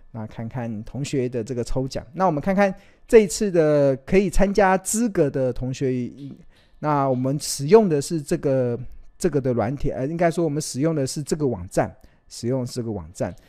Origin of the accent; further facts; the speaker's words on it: Taiwan; 我们身为台湾人